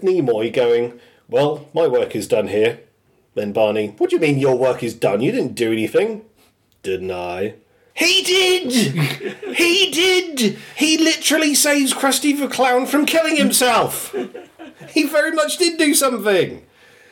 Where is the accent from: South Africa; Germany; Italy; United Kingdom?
United Kingdom; I'm British